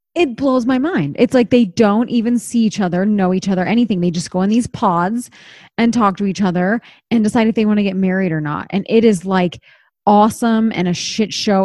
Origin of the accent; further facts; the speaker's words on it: East Coast, United States; moved away; I grew up on the East Coast and that was a big part of my childhood